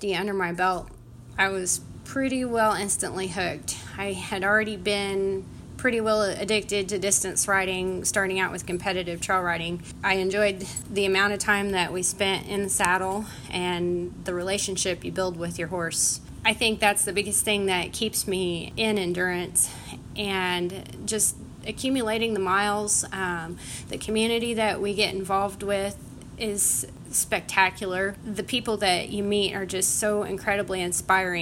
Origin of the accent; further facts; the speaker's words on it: Hutchinson, Kansas, United States; I'm from Hutchinson, Kansas. Here in Kansas